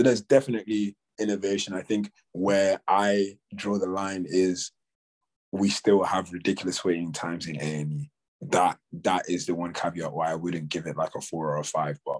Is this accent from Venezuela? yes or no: no; Nigeria; now in United Kingdom; growing up in Nigeria